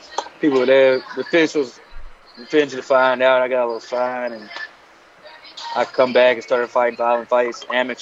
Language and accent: English; McIntosh, Alabama, United States; I grew up in McIntosh, Alabama